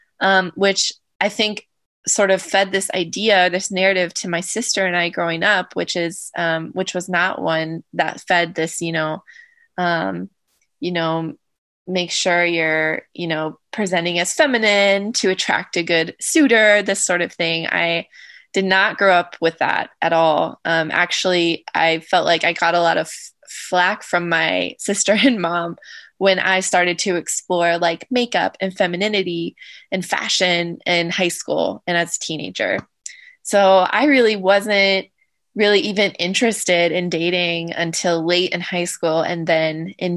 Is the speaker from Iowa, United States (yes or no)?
no; Southern Ohio, United States; the family that I grew up with locally in Southern Ohio